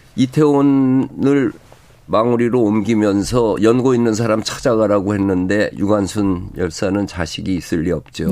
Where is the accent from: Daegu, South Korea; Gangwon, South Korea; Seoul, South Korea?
Seoul, South Korea; 내 고향 서울